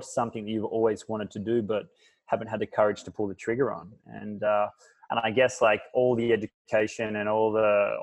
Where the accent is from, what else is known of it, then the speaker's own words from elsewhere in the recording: Fremantle, Western Australia, Australia; moved away as an adult; now in Bali, Indonesia; I was born in Fremantle with a single mother who worked her ass off